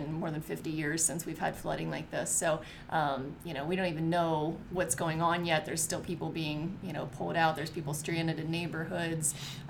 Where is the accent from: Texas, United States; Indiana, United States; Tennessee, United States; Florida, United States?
Indiana, United States; West Lafayette; that West Lafayette is my hometown.